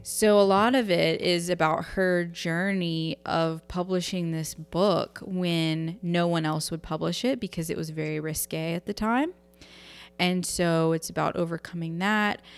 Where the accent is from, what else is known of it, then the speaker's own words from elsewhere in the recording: United States; I'm an American woman